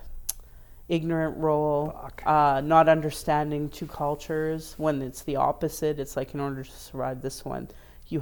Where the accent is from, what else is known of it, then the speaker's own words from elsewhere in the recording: Calgary, Alberta, Canada; I was raised as a Calgarian, I was raised as an Albertan, as a Canadian